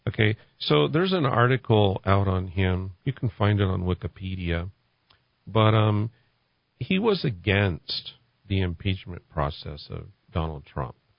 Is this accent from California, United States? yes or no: yes; California, United States; moved away as an adult; now in New Mexico, United States; I'm originally from California, and I moved here in 2017